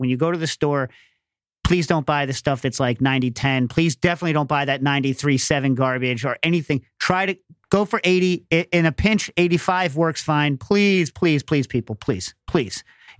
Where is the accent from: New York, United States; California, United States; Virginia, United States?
New York, United States; because bag thievery, when I was growing up in New York, you didn't put your bag down.